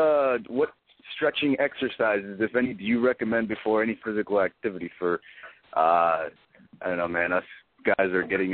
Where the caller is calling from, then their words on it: Fort Lauderdale, Florida, United States; I'm calling from Fort Lauderdale, man.